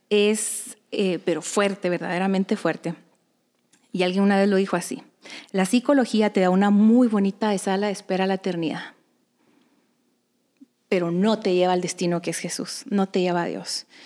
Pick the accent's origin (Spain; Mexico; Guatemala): Guatemala; soy de Guatemala. Me casé con el gordo cuando era muy pequeña.